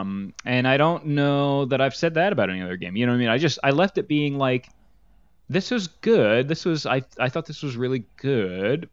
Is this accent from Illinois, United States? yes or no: no; New Jersey, United States; we come from New Jersey